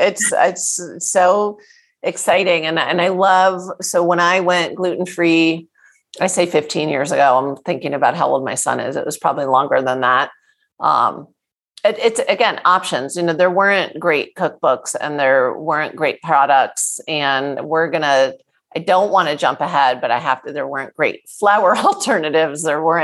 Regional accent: East Coast, United States; I grew up on the East Coast in a Jewish family.

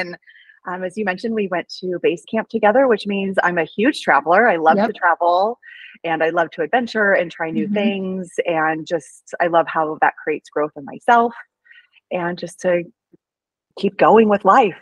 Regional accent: Oregon, United States; now in Portland, United States; I'm from Oregon. I'm from a small town, and I came to Portland for nursing school

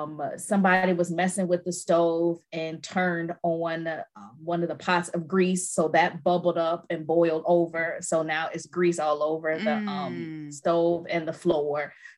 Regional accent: Chicago, Illinois, United States; Girl, I'm from Chicago. All of it's true.

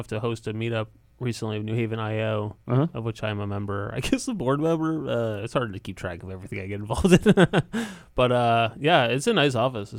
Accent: Connecticut, United States; I grew up in Connecticut

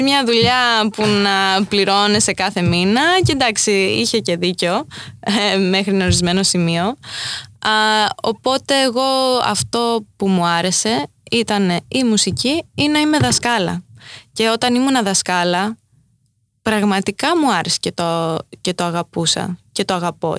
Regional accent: New York, United States; also born or lived in Crete, Greece; έτσι μεγάλωσα ανάμεσα σε αυτές τις δύο κουλτούρες ε, κοντά στη Νέα Υόρκη αλλά και στο χωριό στη Κρήτη

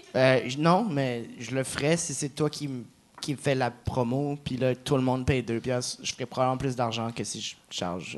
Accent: New Brunswick, Canada; accent: Acadian; Chiac; first language Chiac; je viens du Nouveau-Brunswick

